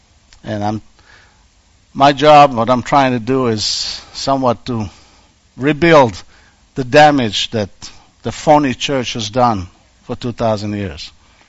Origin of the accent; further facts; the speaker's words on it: Israel; moved away; remodeling old bomb shelters in my hometown